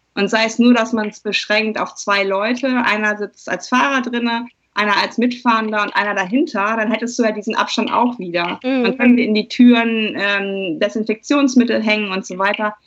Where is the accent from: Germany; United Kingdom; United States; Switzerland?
Germany; als Deutsche